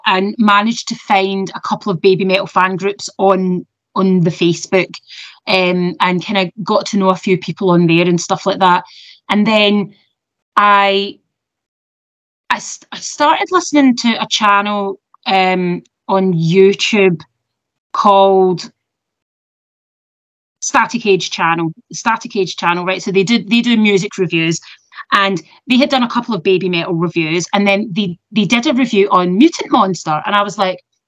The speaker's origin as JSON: {"language": "English", "town": "Kilmarnock", "region": "Scotland", "country": "United Kingdom", "also_born_or_lived": "Kent", "moved": "yes", "said": "I'm from Kilmarnock, which is in the west coast in Ayrshire"}